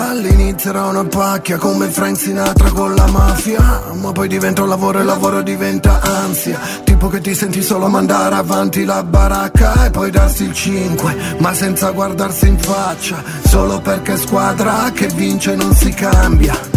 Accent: Sasso Marconi, Emilia-Romagna, Italy; Ciao a tutti … vengo da Sasso Marconi.

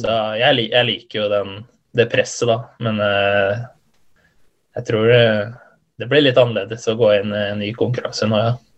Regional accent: Halden, Østfold, Norway; jeg er fra Halden

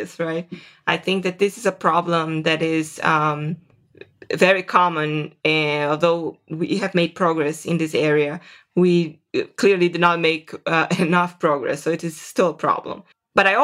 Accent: Serra dos Carajás, Amazon forest, Pará, Brazil; moved away as an adult; also born or lived in Vitória, Brazil / São Paulo, Brazil; now in United States; I grew up in the Amazon forest in a place called Serra dos Carajás.

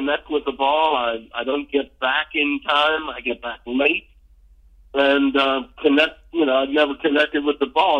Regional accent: Baltimore, Maryland, United States; moved away as an adult; I was a kid growing up in Baltimore

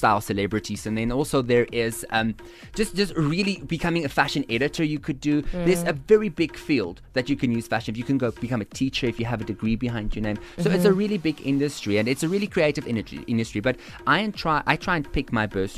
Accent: South Africa; us as the South African fashion designers

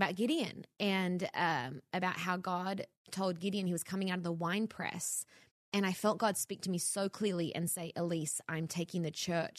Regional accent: Australia; now in Los Angeles, United States; I moved to LA from Australia to be in ministry, not media.

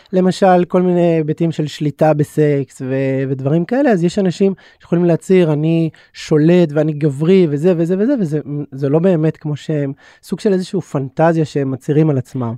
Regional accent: Bnei Brak, Tel Aviv District, Israel; גדלתי כחרדי בבני ברק

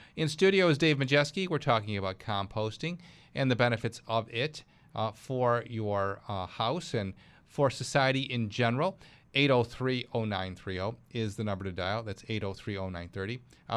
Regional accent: Clarence, New York, United States; my hometown. That's Clarence, New York

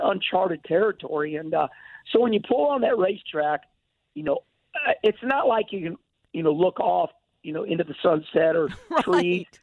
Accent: St. Louis, Missouri, United States; I was born at Lutheran Hospital off Jefferson Street, and uh, St. Louis is my home

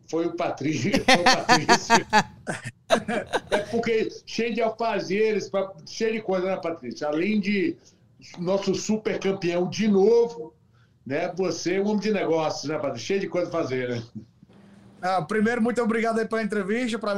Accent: Brazil; Hoje, uma, uma coisa especial para a gente, eu como brasileiro, né?

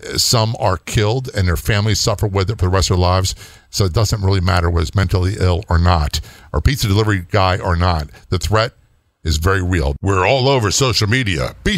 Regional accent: Norfolk, Virginia, United States; People don't realize, you know, I grew up in Norfolk, Virginia, big naval installations, there, a lot of military.

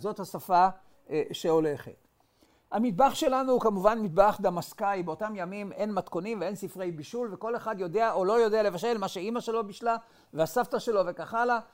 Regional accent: Tel Aviv, Tel Aviv District, Israel; אני נולדתי בתל אביב בשנת אלף תשע מאות שלושים ותשע

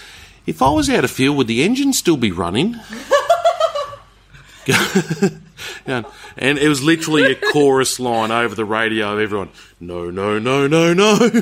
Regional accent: Katherine area, Northern Territory, Australia; also born or lived in Darwin; I'm from the territory. I grew up on a station up here

